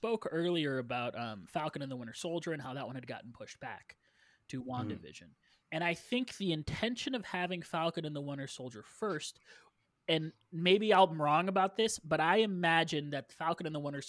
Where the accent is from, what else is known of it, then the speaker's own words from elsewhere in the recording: Canada; Well, I'm Canadian.